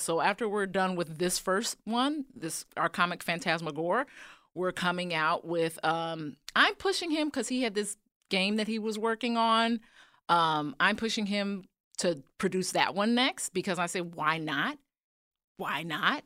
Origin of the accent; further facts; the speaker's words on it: Chicago, Illinois, United States; moved away as an adult; Chicago, born and raised